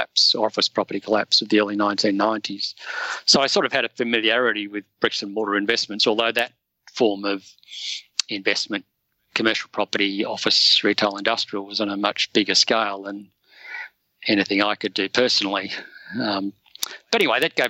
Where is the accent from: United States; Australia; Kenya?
Australia; Sydney, New South Wales; I grew up in Sydney's Northern Beaches